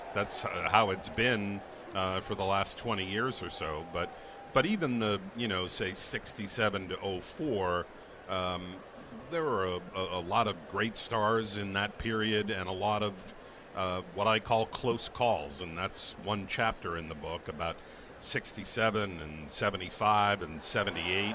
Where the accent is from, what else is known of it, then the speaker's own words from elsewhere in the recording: New England, United States; growing up in New England like so many of us did as a fan